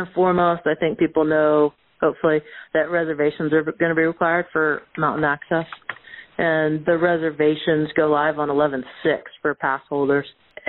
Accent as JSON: {"language": "English", "town": "Oakville", "region": "Ontario", "country": "Canada", "tie": "born or raised there", "said": "So I grew up just outside of Toronto in a little town called Oakville."}